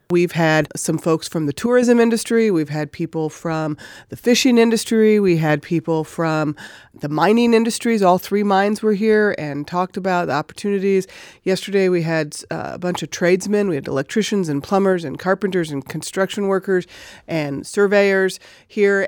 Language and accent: English; Chicago, Illinois, United States; moved away as an adult; now in Alaska, United States; I'm originally from Illinois, around Chicago area